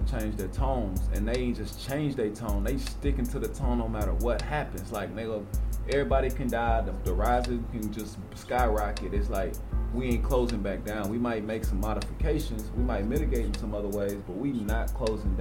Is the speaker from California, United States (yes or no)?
no; Texas, United States; I'm a Texan through and through